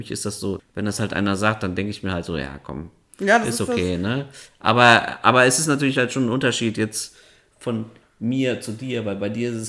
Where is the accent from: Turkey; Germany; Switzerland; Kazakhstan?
Kazakhstan; born there; Ja, aber dann bist du Kasache, weil du bist ja in Kasachstan geboren.